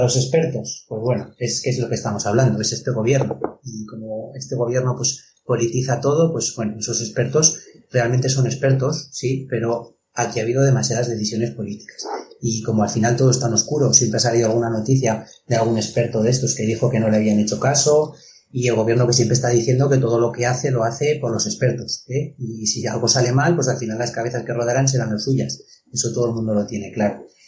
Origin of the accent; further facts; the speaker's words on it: Spain; aquí también en España hay muchos sitios, pueblos, por ejemplo, mi pueblo